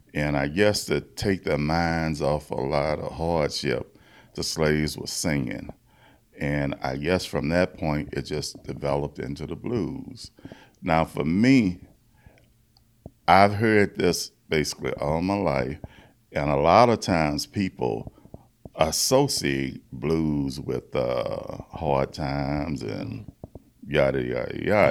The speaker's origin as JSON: {"language": "English", "town": "Baton Rouge", "region": "Louisiana", "country": "United States", "said": "I'm from Baton Rouge, Louisiana"}